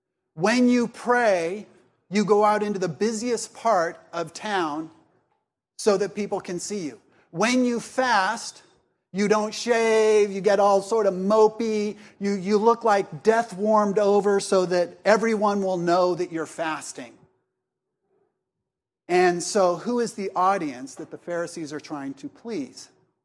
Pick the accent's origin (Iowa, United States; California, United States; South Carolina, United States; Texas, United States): South Carolina, United States; Columbia; I'm from Columbia, South Carolina, and so are these two.